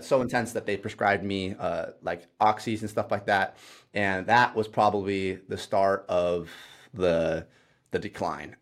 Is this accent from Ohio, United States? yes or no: yes; Ohio, United States; moved away as an adult; now in Indiana, United States; I moved out here to Indiana 'cause I grew up in Ohio